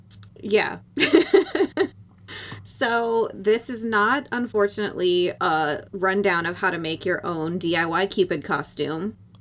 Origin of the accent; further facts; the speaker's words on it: North Dakota, United States; I made a shoebox look kind of like a lake, like an ice fishing lake, because I'm from North Dakota.